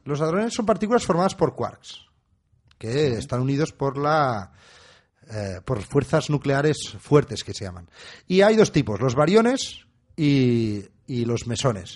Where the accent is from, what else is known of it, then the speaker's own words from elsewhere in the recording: Catalonia, Spain; somos un poco catalanes